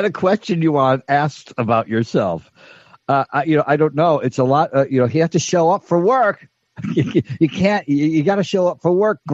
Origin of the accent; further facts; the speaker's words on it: Elmira, New York, United States; when I was a little boy and growing up in Elmira, New York